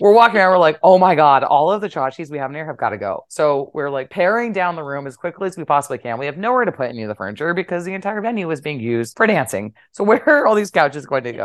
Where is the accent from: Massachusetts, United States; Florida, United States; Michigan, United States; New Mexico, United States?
New Mexico, United States; now in New York, United States; I'm from New Mexico